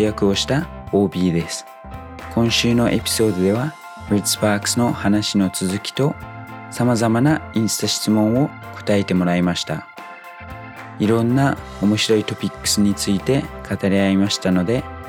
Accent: New Zealand; Japanese is a second language; now in Japan; 僕の母国ニュージーランド

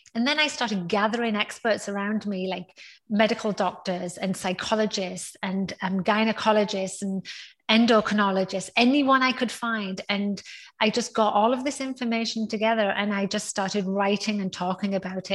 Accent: North East England, United Kingdom; now in Houston, United States; I, was born in the northeast of England, and now so where I am from in the northeast of England is one of those like small towns with not a lot

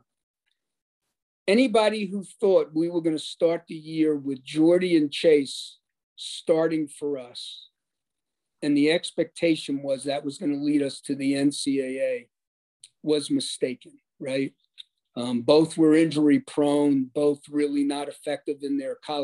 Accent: New York, United States; I'm a New Yorker

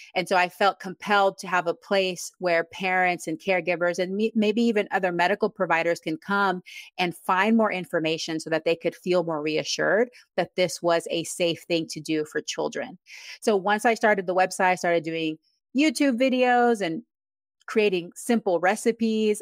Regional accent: Texas, United States; moved away as an adult; also born or lived in Panama; now in Yakima, United States; I'm originally from Panama. and I grew up in Texas

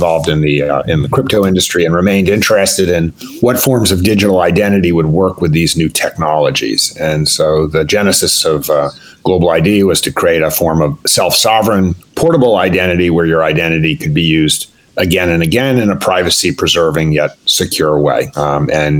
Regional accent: East Coast, United States; I grew up on the East Coast

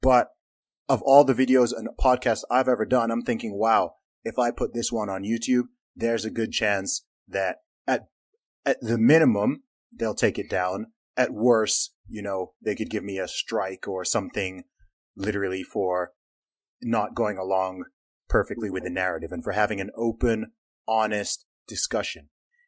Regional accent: Saudi Arabia; born or raised there

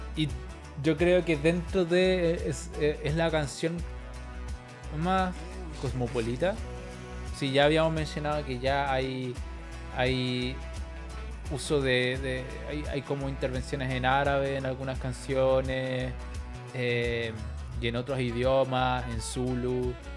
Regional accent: Chile; nací en Chile

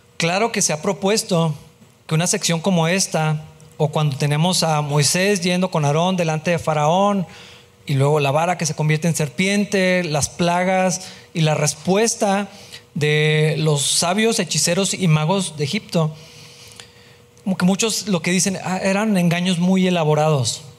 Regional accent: Mexico; De ser mexicano, pues sí soy, así voy a morir mexicano

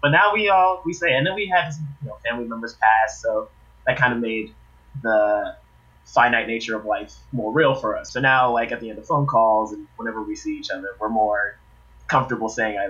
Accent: Maryland, United States; born or raised there

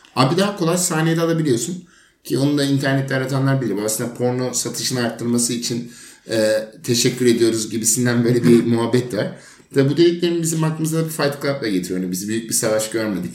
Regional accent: Turkey; burada doğduğumuz için

